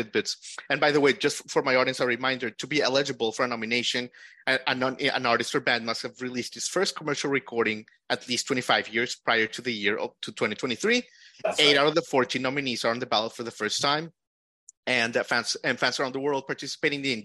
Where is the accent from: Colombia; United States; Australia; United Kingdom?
Colombia; moved away; I was born in Colombia, in Latin America